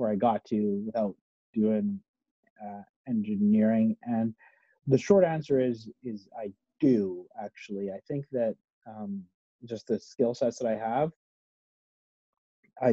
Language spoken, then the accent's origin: English; Edmonton, Alberta, Canada; moved away as an adult; I was born in Edmonton, actually. Yeah. I grew up in Edmonton. And then when I graduated from university, I moved out west.